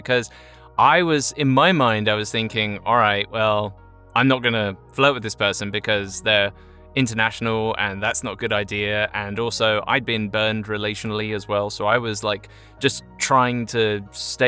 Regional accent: Chelmsford, East of England, United Kingdom; moved away; I'm 35 years old, originally from Chelmsford, England

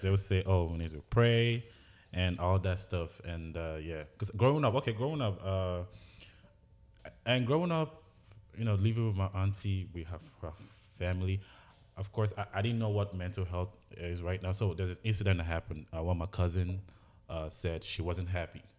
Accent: Anambra, Nigeria; now in United States; I grew up in Anambra with my grandmother

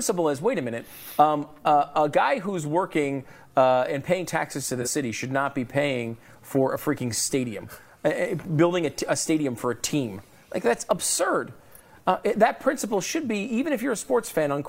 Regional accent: Connecticut, United States; moved away; I'm from Connecticut

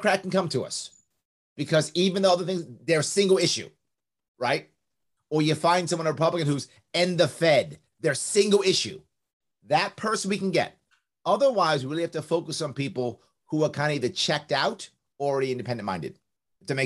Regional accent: New York City, New York, United States; accent: New York; I was raised in the South Bronx. I was raised across the street from Yankee Stadium

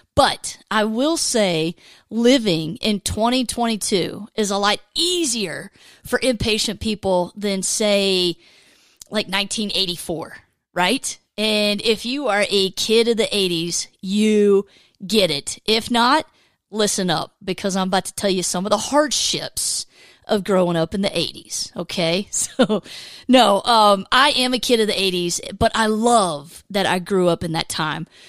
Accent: Georgia, United States; I grew up in Georgia

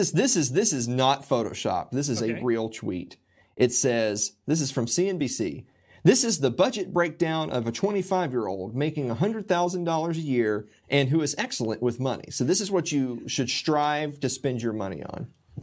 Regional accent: Tennessee, United States; because like I'm from Middle Tennessee. I've lived here most of my life

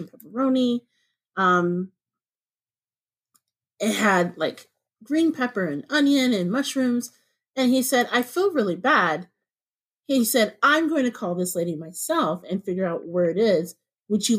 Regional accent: Indianapolis, Indiana, United States; moved away as an adult; now in Northwest Indiana, United States; growing up in Indianapolis in the suburbs

